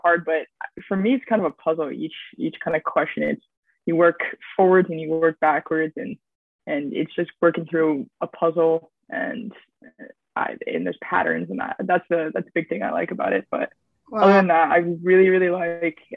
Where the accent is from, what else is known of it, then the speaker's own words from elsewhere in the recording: California, United States; moved away as an adult; now in Kingston, Canada; I am a student from California. I was born and raised there